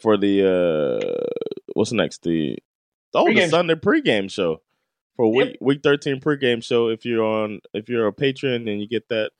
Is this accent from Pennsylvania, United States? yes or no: no; Miami, Florida, United States; I was raised in Miami